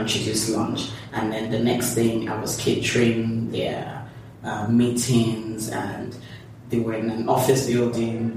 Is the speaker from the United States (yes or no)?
no; Lagos, Nigeria; I'm from Lagos, Nigeria. I'm um, the third of three girls. Okay. Um, I grew up in Lagos mostly